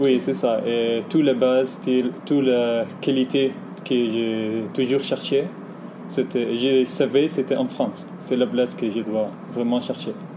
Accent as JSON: {"language": "French", "country": "Egypt", "second_language": "French", "moved": "yes", "said": "je viens d'Égypte"}